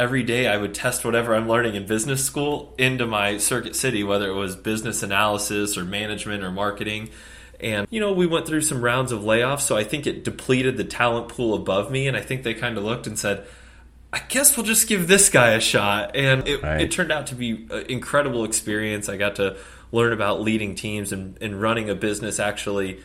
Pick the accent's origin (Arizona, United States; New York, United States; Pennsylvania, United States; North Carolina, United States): Arizona, United States; Phoenix; I'm a Phoenix guy, born and raised